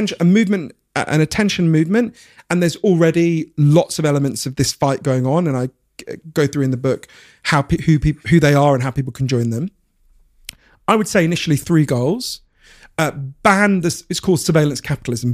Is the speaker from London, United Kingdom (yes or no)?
yes; Edgware, London, United Kingdom; I grew up in Edgware